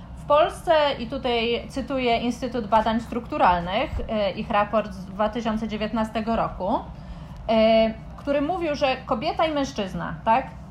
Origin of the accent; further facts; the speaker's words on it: Warsaw, Masovian Voivodeship, Poland; moje doświadczenie jako kobiety z Warszawy